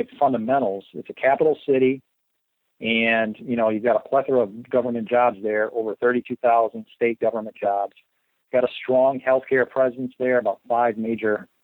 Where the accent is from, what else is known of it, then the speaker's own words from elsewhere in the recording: Western Michigan, United States; moved away; I grew up in Western Michigan